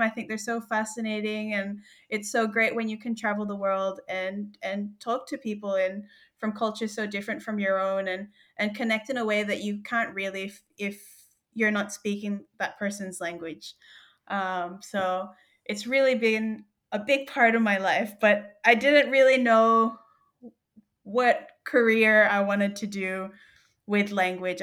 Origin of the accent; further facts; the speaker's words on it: New South Wales, Australia; moved away as an adult; also born or lived in Philippines; now in Groote Eylandt, Australia; I was born in the Philippines, but I grew up in Australia